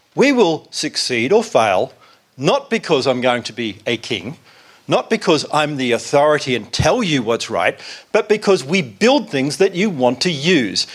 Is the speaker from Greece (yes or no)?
no; South Africa; I am actually from South Africa